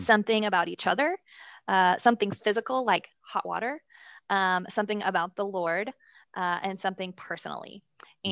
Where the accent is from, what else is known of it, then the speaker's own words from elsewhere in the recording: Dallas, Texas, United States; Born and raised in Dallas, uh, under great Christian parents